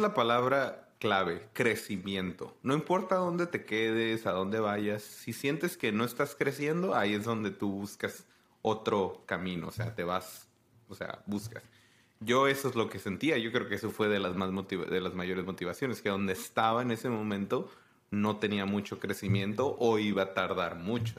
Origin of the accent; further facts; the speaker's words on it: Tijuana, Baja California, Mexico; moved away as an adult; now in United States; yo soy de Tijuana, que es la frontera arriba